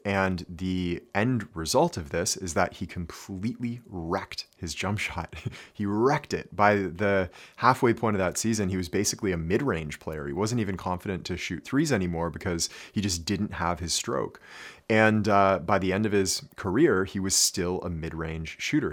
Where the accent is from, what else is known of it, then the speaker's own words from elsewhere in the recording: Canada; growing up in Canada, we studied French.